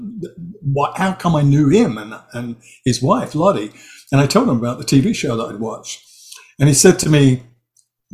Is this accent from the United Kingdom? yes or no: yes; Hampshire Berkshire border, South East England, United Kingdom; also born or lived in East End of London; I was born in the East End of London. I grew up on the Hampshire Berkshire border